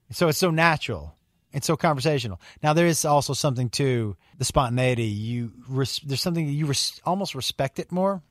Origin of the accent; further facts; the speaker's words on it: Western Massachusetts, United States; I'm from Western Mass, but that, that's kind of, blue collar is kind of my feel